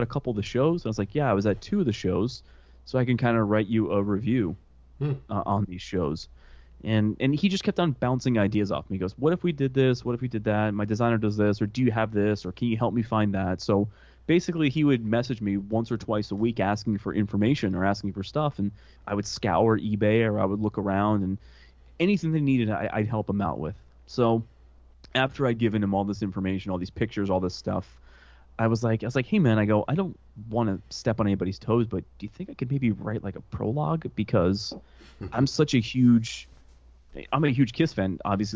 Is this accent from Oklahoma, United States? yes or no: no; New Jersey, United States; Growing up in New Jersey, I was infatuated with everything relating to New York City